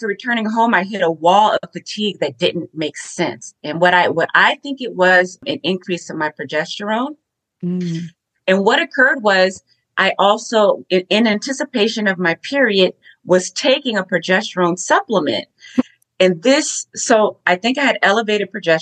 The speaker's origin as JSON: {"language": "English", "town": "Los Angeles", "region": "California", "country": "United States", "tie": "born or raised there", "moved": "yes", "lives_now": "Clearwater, United States", "said": "I'm an LA girl, born and raised in California, but I currently live in Clearwater, Florida"}